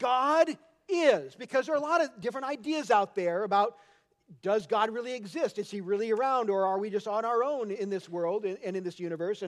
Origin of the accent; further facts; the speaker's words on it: Anchorage, Alaska, United States; I grew up in Anchorage, Alaska.